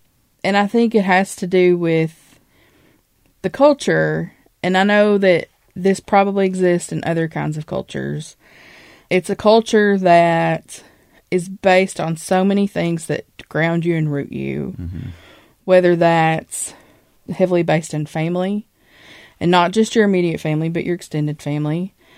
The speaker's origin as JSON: {"language": "English", "region": "Appalachia", "country": "United States", "said": "I have had wonderful experiences as an Appalachian, and there are so many wonderful aspects of the culture and of the mountains"}